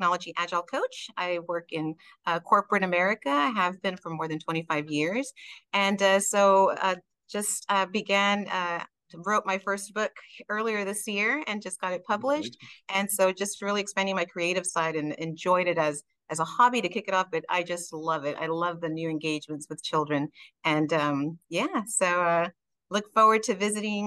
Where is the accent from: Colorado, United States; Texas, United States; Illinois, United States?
Texas, United States; first language Spanish; English is a second language; also born or lived in Mexico (parents' origin); I was born in North US, but was raised here in Texas.